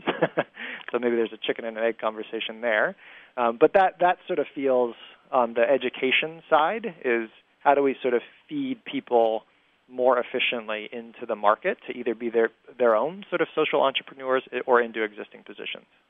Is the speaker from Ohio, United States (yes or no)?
yes; Ohio, United States; also born or lived in Europe; now in Indianapolis, United States; I grew up in Ohio